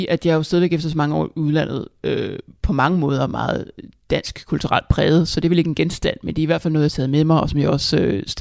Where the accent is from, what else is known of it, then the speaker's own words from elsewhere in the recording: Tostrup, Capital Region of Denmark, Denmark; also born or lived in Hamburg, Germany / Nykøbing Falster, Denmark / Copenhagen, Denmark; Altså jeg kommer oprindeligt fra Vestegnen, fra Tostrup, øh, og der boede jeg indtil jeg var cirka eller syv, og så flyttede til Hamburg i Tyskland på år, og så boede jeg en hel del år på Falster i Nykøbing